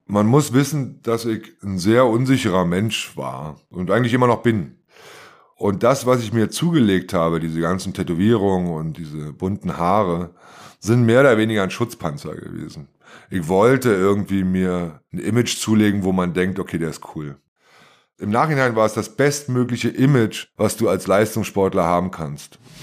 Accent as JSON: {"language": "German", "country": "Germany", "tie": "born or raised there", "said": "ich komme aus der DDR und bin von zwei sehr systemtreuen Eltern erzogen worden"}